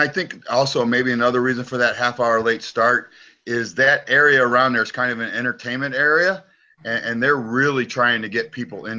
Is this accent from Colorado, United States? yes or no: no; Maryland Heights, Missouri, United States; moved away as an adult; also born or lived in Japan; now in Hawaii, United States; I was born and raised in St. Louis. Grew up in Maryland Heights, actually